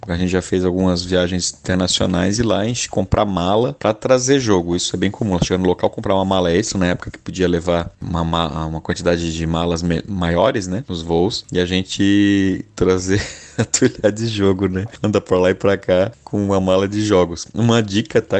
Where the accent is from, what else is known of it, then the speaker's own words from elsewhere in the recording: Florianópolis, Santa Catarina, Brazil; eu sou de Florianópolis, né? Então eu tive que sair daqui de Floripa